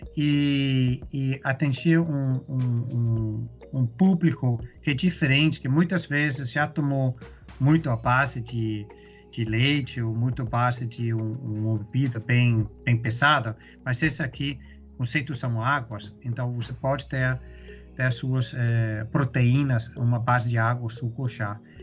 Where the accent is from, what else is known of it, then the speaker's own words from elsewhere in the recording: Denmark; Portuguese is a second language; moved away as an adult; also born or lived in Europe / Middle East; now in Brazil; eu sou dinamarquês